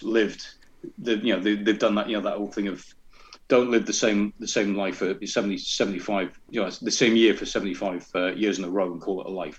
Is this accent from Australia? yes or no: no; North East England, United Kingdom; accent: Scottish burr; also born or lived in Glasgow, Scotland; I am a Scottish-Italian Geordie. So I was born in Glasgow, which is where the burr comes from. But I left when I was 8, I think, and came down to England.